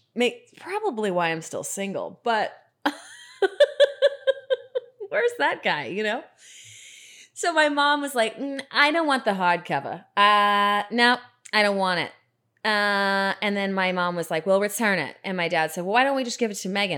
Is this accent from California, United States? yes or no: no; Atlanta, Georgia, United States; I grew up in Atlanta